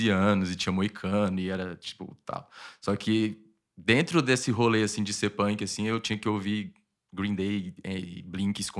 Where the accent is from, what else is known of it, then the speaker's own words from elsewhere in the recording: Pernambuco, Brazil; que, né, eu cresci ouvindo lá em Pernambuco.